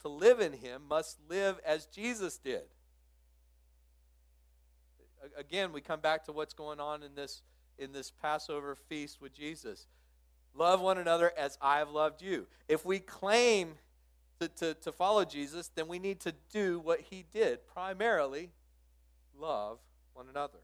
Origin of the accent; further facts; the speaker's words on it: Midland, Texas, United States; I grew up out in Midland, Texas